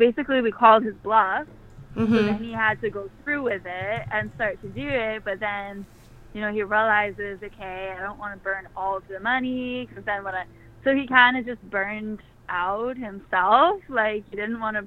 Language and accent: English; Worcester, Massachusetts, United States; also born or lived in Mission Viejo, California; I was born out here in California, in Mission Viejo, but I grew up on the East Coast, kind of near Boston.